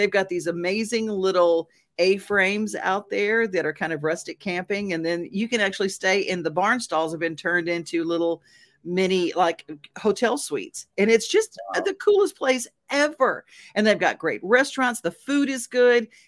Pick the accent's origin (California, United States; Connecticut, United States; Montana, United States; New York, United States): Montana, United States; I'm actually from Montana.